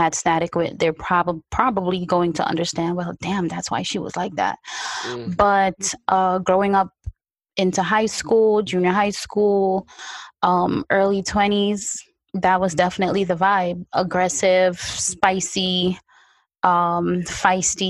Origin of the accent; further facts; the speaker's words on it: New York, United States; also born or lived in unnamed tropical country; So now I'm growing up in Brooklyn, New York. First of all, when I got here, it was winter. I'm coming from a tropical country